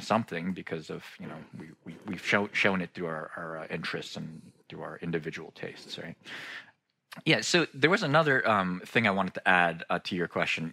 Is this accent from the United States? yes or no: yes; United States; I'm a, a second generation Korean American and uh, which means I was born here in the States, but my parents had immigrated from South Korea not long before I was born.